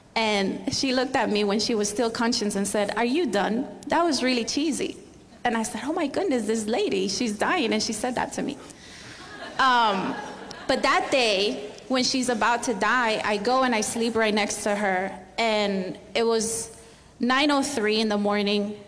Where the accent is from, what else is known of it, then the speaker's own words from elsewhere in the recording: Barcelona, Catalonia, Spain; moved away as an adult; also born or lived in Miami; now in United States; I'm from Spain, from Barcelona